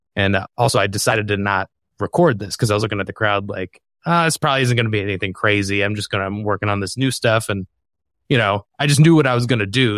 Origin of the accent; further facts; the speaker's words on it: Michigan, United States; my home state of Michigan